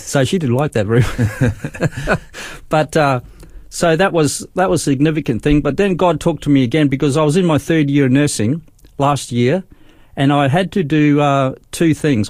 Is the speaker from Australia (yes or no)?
yes; Darwin, Northern Territory, Australia; moved away as an adult; also born or lived in Brisbane, Queensland; I was born in Brisbane, but we went to Darwin uh, when we was when I was seven years old